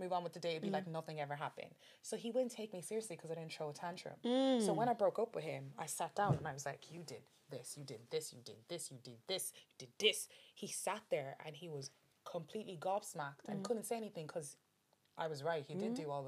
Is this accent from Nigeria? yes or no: yes; Nigeria; I'm Nigerian.